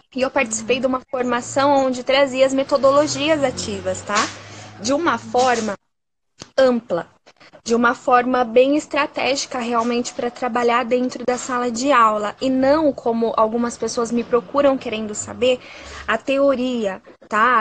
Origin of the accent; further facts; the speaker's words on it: Sorocaba, São Paulo, Brazil; Eu sou da cidade de Sorocaba, que fica no interior de São Paulo